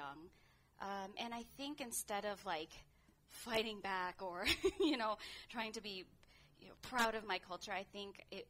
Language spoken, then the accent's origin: English; suburbs of Chicago, Illinois, United States; born or raised there; moved away as an adult; also born or lived in Bacolod, Philippines; now in San Francisco, United States